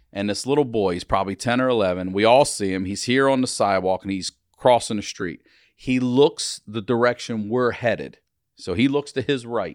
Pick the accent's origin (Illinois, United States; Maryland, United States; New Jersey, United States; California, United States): Maryland, United States; I'm from Maryland